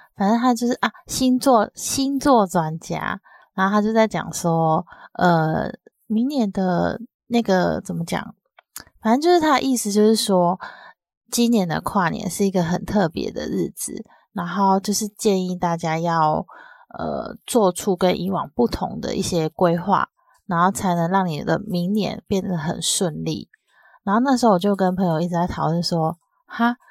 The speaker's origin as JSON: {"language": "Chinese", "region": "southern Taiwan", "country": "Taiwan", "tie": "born or raised there", "moved": "yes", "said": "我之前在小，比较小的时候在南部"}